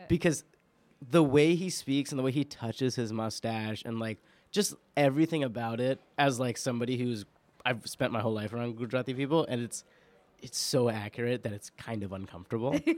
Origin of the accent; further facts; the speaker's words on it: New York, United States; I'm an Indian Muslim person born and raised in New York